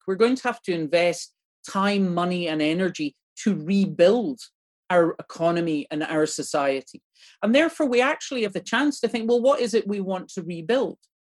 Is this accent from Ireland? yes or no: yes; Ireland; now in Scotland, United Kingdom; as an Irish person